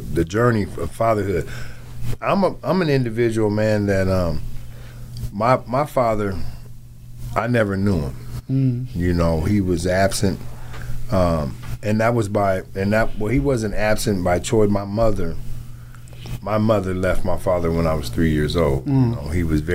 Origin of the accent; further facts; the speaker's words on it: Seattle, Washington, United States; also born or lived in Wichita, Kansas; I grew up here in Seattle.